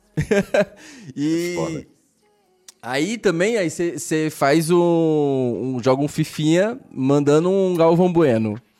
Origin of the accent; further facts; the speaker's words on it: Brasília, Federal District, Brazil; now in Goiânia, Brazil; eu nasci em Brasília